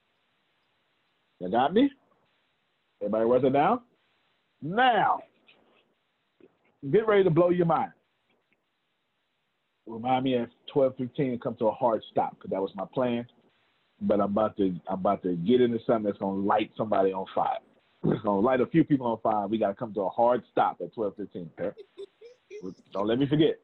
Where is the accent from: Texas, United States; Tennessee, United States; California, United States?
Texas, United States; I'm from Texas